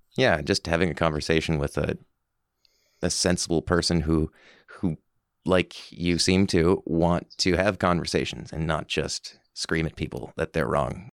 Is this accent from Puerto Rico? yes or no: no; Summerside, Prince Edward Island, Canada; also born or lived in Halifax; When I moved back to Summerside from Halifax